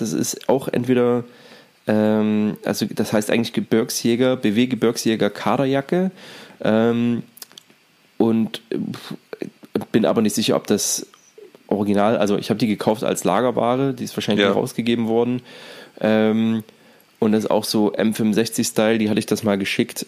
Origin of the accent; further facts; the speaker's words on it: East Germany, Germany; in der DDR